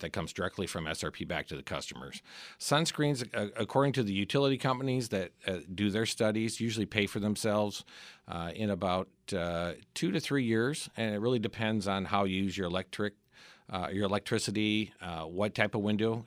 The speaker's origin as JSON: {"language": "English", "region": "Midwest", "country": "United States", "tie": "born or raised there", "moved": "yes", "lives_now": "Arizona, United States", "said": "I grew up in the Midwest"}